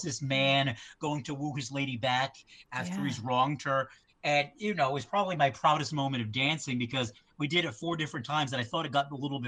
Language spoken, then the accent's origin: English; New England, United States; I mean, I grew up in New England.